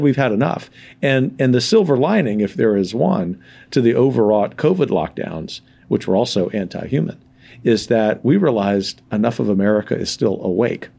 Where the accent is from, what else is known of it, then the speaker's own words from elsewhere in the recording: the South, United States; I am a Southerner